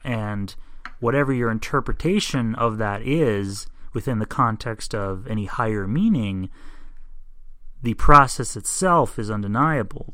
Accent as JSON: {"language": "English", "country": "United States", "said": "I'm an American"}